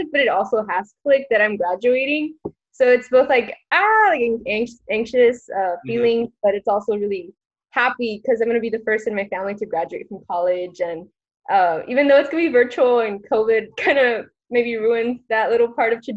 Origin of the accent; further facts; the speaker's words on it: Austin, Texas, United States; I was born and raised in Austin in the District 4. North-ish Austin, and I've been here ever since